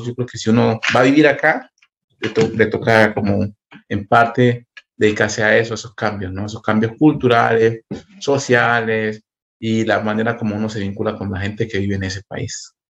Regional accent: Chocó, Colombia; moved away as an adult; also born or lived in Quito / Bogotá; now in Berlin, Germany; yo soy del Chocó, vivíamos en Quito, en, entre Quito y Bogotá

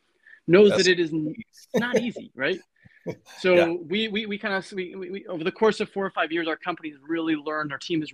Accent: Connecticut, United States; moved away as an adult; also born or lived in Boston, Massachusetts; now in Berkeley, United States; I grew up in Connecticut and went to Boston University

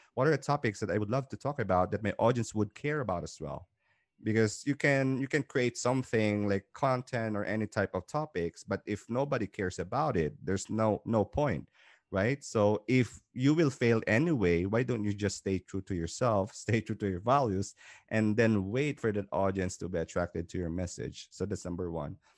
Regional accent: Philippines; moved away as an adult; now in Dubai, United Arab Emirates; I came from Philippines, originally from Philippines, Southeast Asia

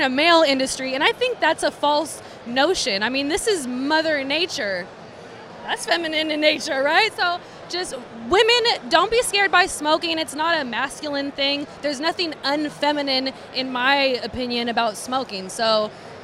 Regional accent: Vallejo, California, United States; I grew up in Vallejo

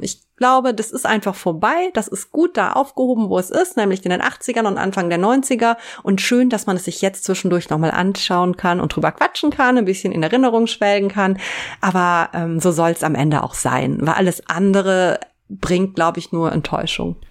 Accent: Germany; ich komme aus der Eifel und ähm, richtig vom Dorf

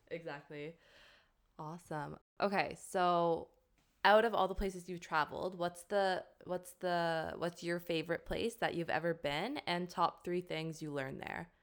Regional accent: Canada; moved away as an adult; now in Cork, Ireland; I'm a Canadian living in Cork, Ireland

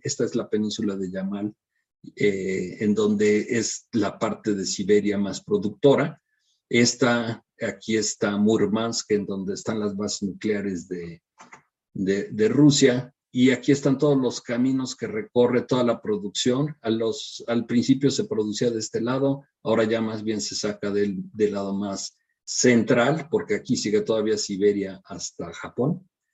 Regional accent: Mexico

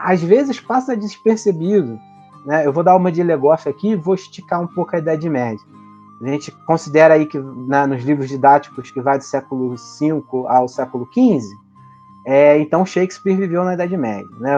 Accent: Brazil; enquanto brasileiros

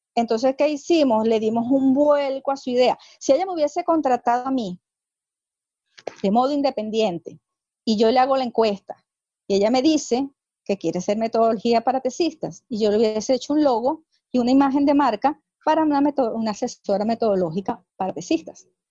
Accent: Venezuela; soy venezolana

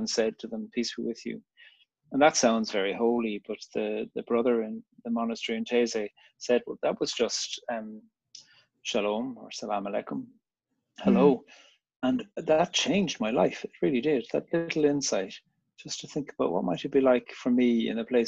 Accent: Cork, Munster, Ireland; I grew up in Cork on the very south coast of Ireland

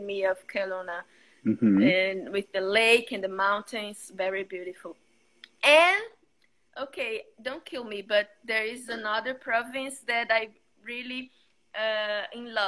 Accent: Vitória, Espírito Santo, Brazil; English is a second language; also born or lived in Vila Velha; I'm from Vitória in Brazil

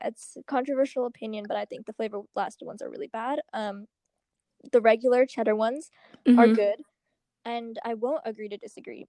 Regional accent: United States; I'm American, Indian American

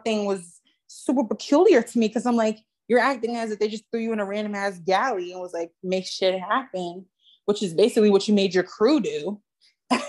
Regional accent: United States; I'm from America

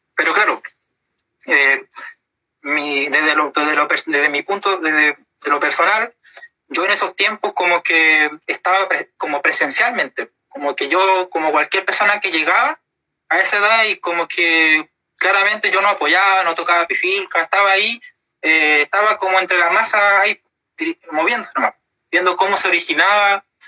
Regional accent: Puerto Montt, Los Lagos, Chile; me nací, me crié todo acá en Puerto Montt

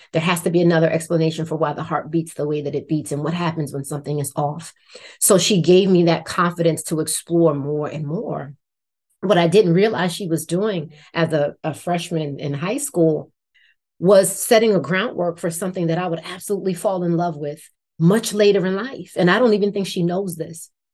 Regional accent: Irvington, New Jersey, United States; I grew up in Irvington, New Jersey, which is right on the border of Newark, New Jersey

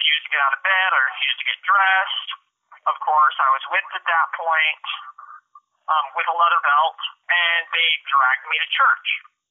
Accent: Spokane, Washington, United States; also born or lived in Priest River, Idaho; it was third grade that we moved from Priest River, Idaho to Spokane, Washington

